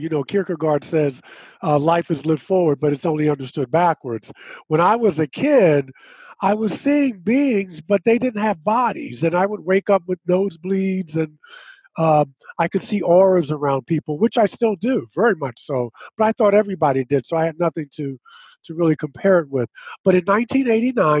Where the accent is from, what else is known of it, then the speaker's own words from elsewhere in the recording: Baltimore, Maryland, United States; I was born in Baltimore, Maryland